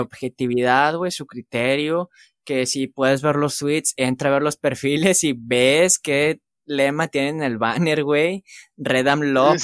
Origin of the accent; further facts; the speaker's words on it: Mexico; como somos mexicanos